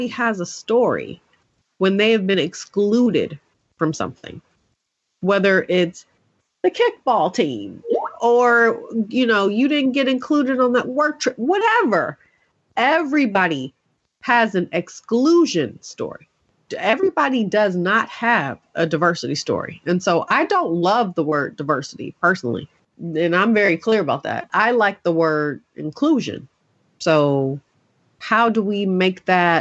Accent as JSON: {"language": "English", "town": "Oakland", "region": "California", "country": "United States", "said": "I am a girl from East Oakland."}